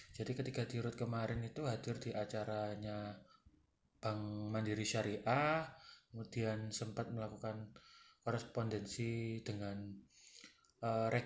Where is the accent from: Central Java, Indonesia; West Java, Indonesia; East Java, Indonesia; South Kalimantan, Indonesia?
East Java, Indonesia; Sidoarjo; Halo rek, aku orang Darjo. Piye kabar rek?